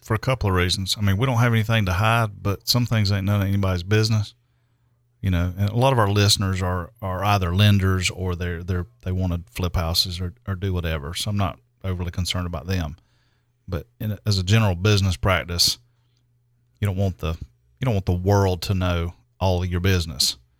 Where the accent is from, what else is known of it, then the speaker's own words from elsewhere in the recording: Greer, South Carolina, United States; I'm in my hometown